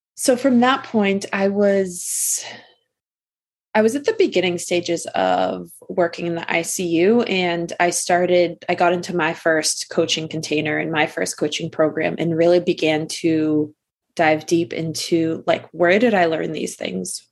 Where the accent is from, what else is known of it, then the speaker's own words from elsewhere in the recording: Massachusetts, United States; I am from Massachusetts, kind of born and raised here all my life